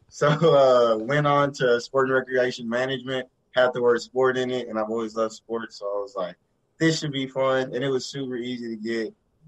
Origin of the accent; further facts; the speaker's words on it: Greenville, Texas, United States; Grew up, born and raised in Greenville, Texas. It's like a small town of like 28,000 people. It was kind of the country, basically. But grew up with five siblings. All grew up together, graduated from Greenville